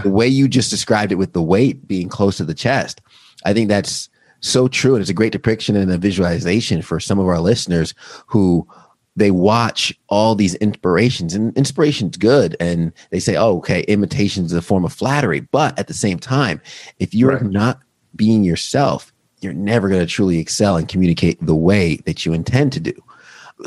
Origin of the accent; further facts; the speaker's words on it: Long Island, New York, United States; I'm from New York. I grew up in, Long Island.